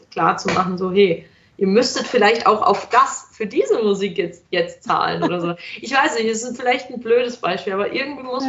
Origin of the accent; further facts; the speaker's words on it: Germany; moved away as an adult; now in Vienna, Austria; ich gehe jetzt nach Wien, weil ich komme aus Deutschland